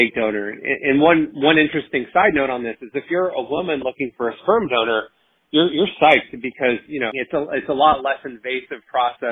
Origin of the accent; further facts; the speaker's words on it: West Coast, United States; now in Washington, D.C., United States; I'm originally from the West Coast, but I live in Washington, D.C. now